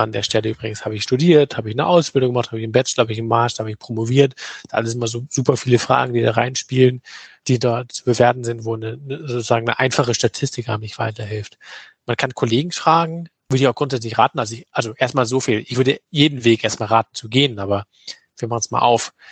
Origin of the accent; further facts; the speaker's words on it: Germany; bei uns in Deutschland